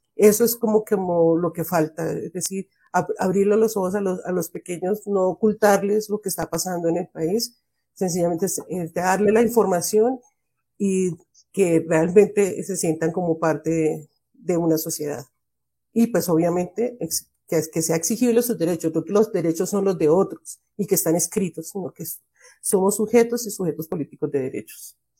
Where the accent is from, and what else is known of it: Colombia